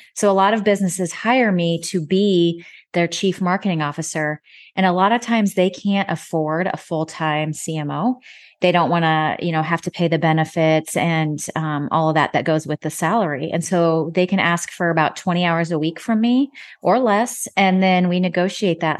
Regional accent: Nebraska, United States; moved away as an adult; also born or lived in Dallas, Texas; now in Fort Worth, United States; my home state of Nebraska

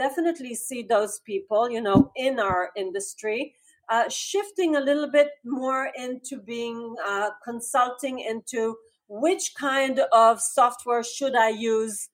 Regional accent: Israel; I'm from Israel.

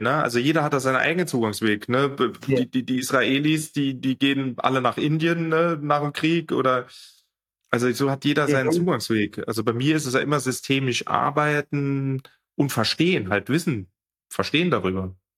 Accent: France; wo ich groß geworden bin, ich bin in Frankreich groß geworden

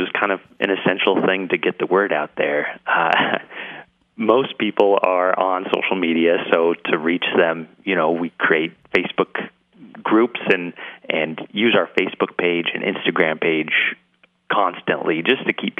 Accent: Boise, Idaho, United States; I'm a first generation. My parents came from Utah and Indiana, respectively. But I was born and raised here in Boise. I graduated from Bora. I even went to the College of Idaho, so I haven't left the state yet.

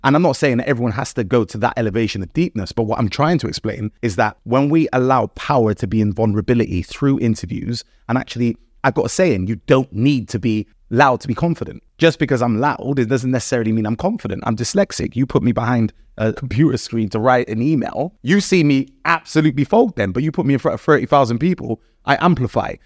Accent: Bristol, South West England, United Kingdom; also born or lived in Gloucester; I grew up predominantly in Bristol, but I did move around

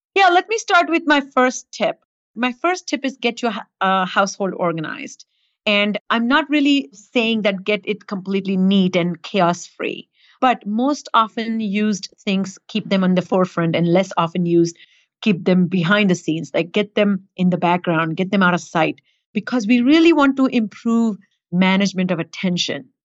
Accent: India; moved away; growing up in India

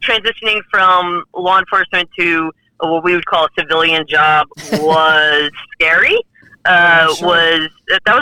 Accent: New York City, New York, United States; now in Texas, United States; I'm not originally from Texas. I'm originally from Brooklyn, New York

